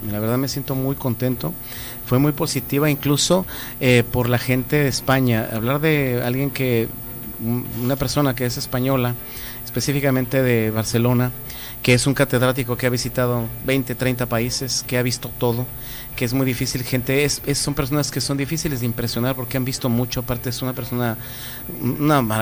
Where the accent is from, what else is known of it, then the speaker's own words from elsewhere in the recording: Mexico; nosotros como mexicanos a veces no tenemos mucha conciencia de, lo maravilloso que es cada lugar.